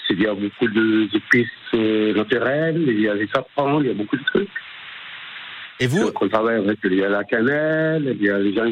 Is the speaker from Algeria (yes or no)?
yes; Algeria; also born or lived in Tunisia / Morocco; now in Château-du-Loir, France; c'est un vrai maghrébin, je suis né en Tunisie grandi en Algérie, vécu au Maroc.